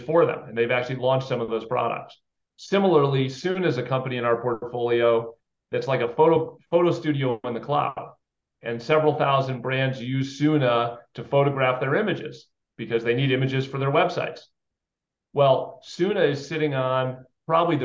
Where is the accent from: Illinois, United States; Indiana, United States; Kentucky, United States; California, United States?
Illinois, United States; Chicago; moved away as an adult; now in Boston, United States; I grew up outside Chicago. So I'm a Midwest kid